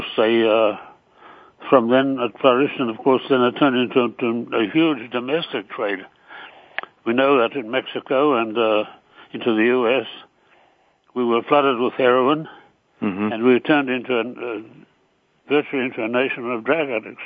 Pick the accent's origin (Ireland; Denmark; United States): Ireland; I'm Irish by nationality